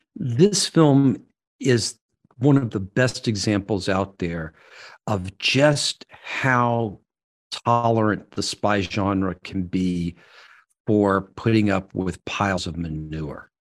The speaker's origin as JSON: {"language": "English", "region": "Alabama", "country": "United States", "tie": "born or raised there", "said": "I grew up in Alabama"}